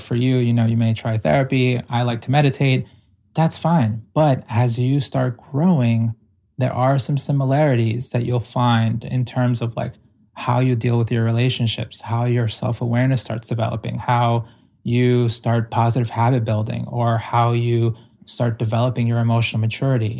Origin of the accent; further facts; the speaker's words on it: Ecuador; moved away; I'm primarily indigenous from South America, like, I was born in Ecuador